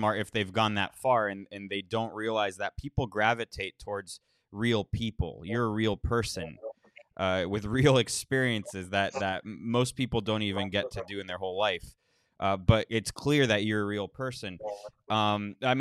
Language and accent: English; South Florida, United States; I grew up in South Florida, with a well-off family